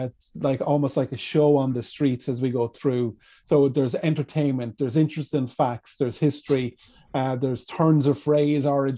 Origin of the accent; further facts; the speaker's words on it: Kilkenny, County Kilkenny, Ireland; I'm from Kilkenny. And for anyone who's been to Kilkenny, we've got a beautiful medieval city here